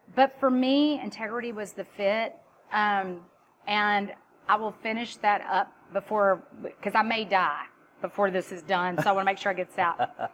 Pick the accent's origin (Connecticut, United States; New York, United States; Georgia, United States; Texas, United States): Texas, United States; I'm Texan